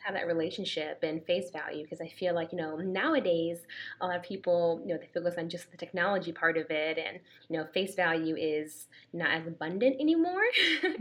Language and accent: English; Danbury, Connecticut, United States; moved away as an adult; now in Atlanta, United States; I am actually from Danbury, Connecticut, so Fairfield County. So I moved down to Georgia less than two